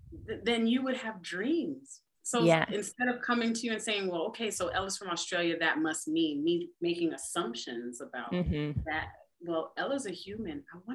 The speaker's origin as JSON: {"language": "English", "country": "United States", "said": "I'm a wife and I'm a mom."}